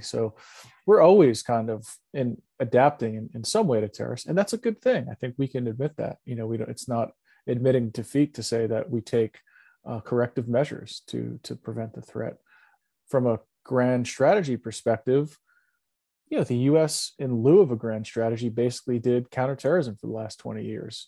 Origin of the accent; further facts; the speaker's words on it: New York, United States; I'm a New Yorker